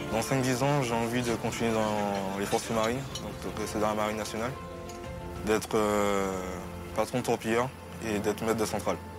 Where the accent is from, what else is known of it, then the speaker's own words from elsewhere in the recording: Martinique; moved away; je viens de Martinique et je suis rentré dans la marine en deux mille quinze